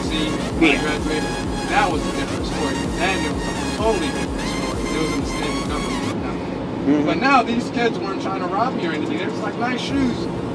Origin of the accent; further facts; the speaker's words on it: United States; They knew I was from America.